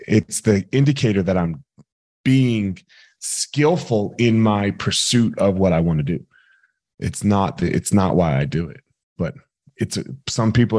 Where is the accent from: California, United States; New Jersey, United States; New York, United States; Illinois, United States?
New Jersey, United States; We grew up in Jersey